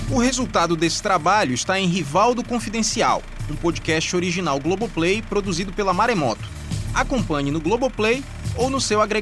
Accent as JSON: {"language": "Portuguese", "region": "Northeast Region", "country": "Brazil", "said": "Acho que porque eu sou do Nordeste, então sempre sou criticado por isso."}